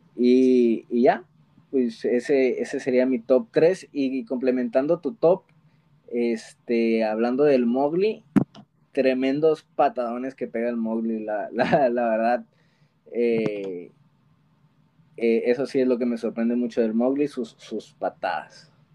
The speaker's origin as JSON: {"language": "Spanish", "country": "Mexico", "said": "tenemos los mexicanos"}